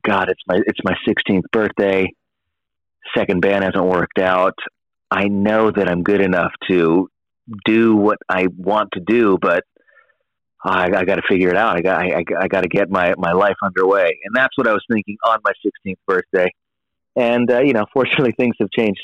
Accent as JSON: {"language": "English", "town": "San Diego", "region": "California", "country": "United States", "tie": "born or raised there", "lives_now": "Los Angeles, United States", "said": "I live in LA, but I was born and raised in San Diego"}